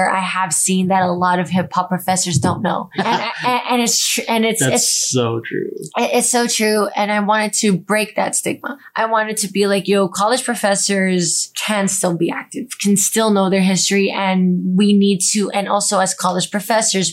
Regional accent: United States; I'm a Filipino American, 5'2" girl

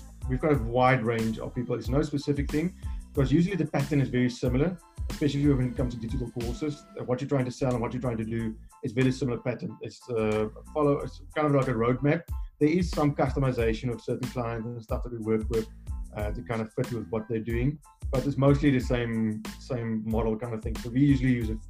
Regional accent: South Africa; I come from South Africa. I'm here in Cape Town.

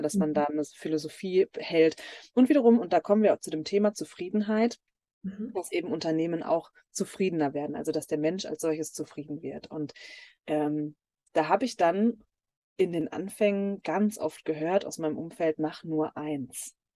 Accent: near Dortmund, North Rhine-Westphalia, Germany; ich komme gebürtig aus Nordrhein-Westfalen und da ist auch noch mein Elternhaus bei Dortmund.

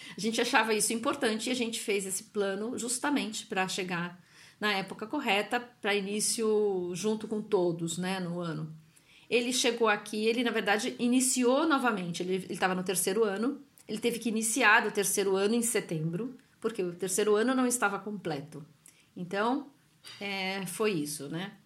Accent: São Paulo, Brazil; moved away as an adult; now in Italy; sou de São Paulo, meu marido também

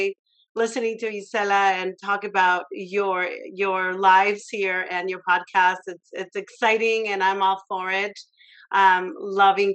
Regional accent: San Luis Potosí, Mexico; I grew up in San Luis Potosí, Mexico

